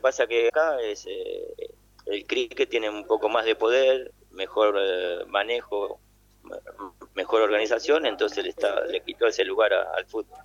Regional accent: Argentina; moved away as an adult; now in Bangladesh; estoy muy orgulloso de ser argentino

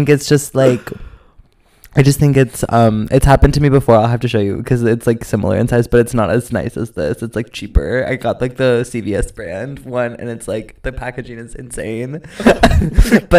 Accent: Midwest, United States; moved away; I'm from the Midwest

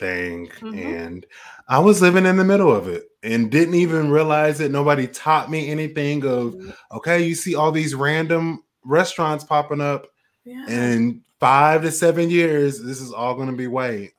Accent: Portland, Oregon, United States; moved away; I'm originally from Portland, Oregon

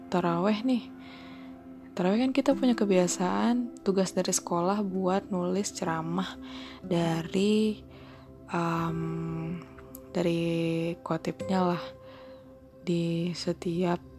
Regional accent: Batam, Riau Islands, Indonesia; Kalau diingat-ingat ke masa kecil, dulu aku Ramadan di daerah Batam. Mungkin ada yang belum tahu kalau Batam itu ada di Provinsi Kepulauan Riau. Ya, tetangganya Singapura gitu.

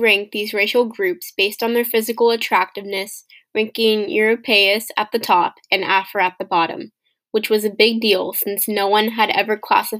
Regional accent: Petaluma, California, United States; I'm from Petaluma, California.

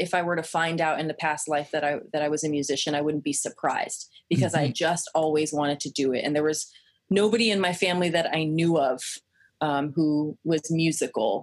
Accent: Kansas, United States; I grew up in Kansas

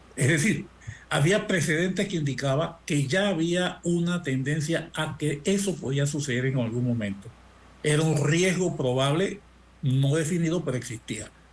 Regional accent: Panama; te voy a hablar como panameño

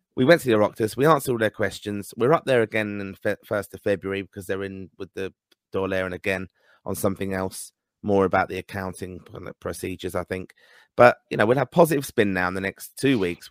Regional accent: Ireland; as an Irishman

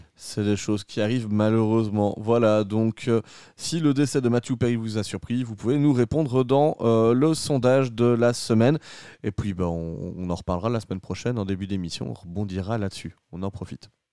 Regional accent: Belgium; chez nous en Belgique

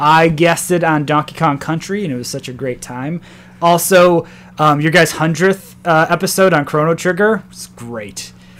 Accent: Midwest, United States; now in Seattle, United States; Growing up in the Midwest and having snow everywhere

